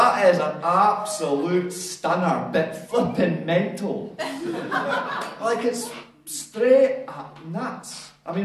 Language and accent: English; Scotland, United Kingdom; now in Whanganui, New Zealand; I'm Scottish, and maybe I've 20 years, but this is as good as it gets in terms of the accent